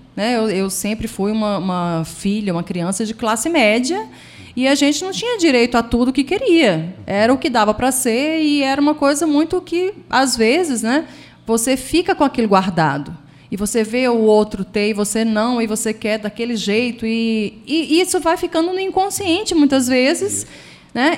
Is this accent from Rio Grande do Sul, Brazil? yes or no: no; Recife, Pernambuco, Brazil; moved away as an adult; now in Pedralva, Brazil; eu sou de Recife, porque minha família, a minha mãe era de lá e meu pai era daqui, de Petralva. Então eu me formei lá